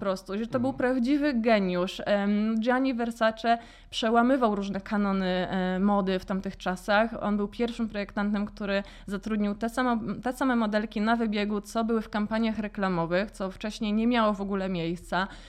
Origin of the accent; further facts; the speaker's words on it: Warsaw, Masovian Voivodeship, Poland; also born or lived in London; pochodzę z Gocławia i pierwszą galerią handlową, do jakiej w ogóle weszłam jako dziecko, to była promenada